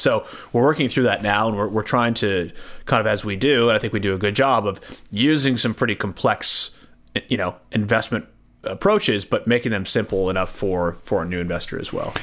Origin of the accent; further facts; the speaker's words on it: United States; now in Australia; I'm from the States originally